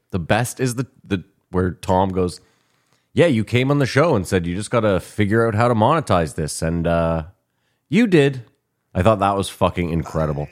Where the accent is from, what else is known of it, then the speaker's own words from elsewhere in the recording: Ottawa, Ontario, Canada; we are from Ottawa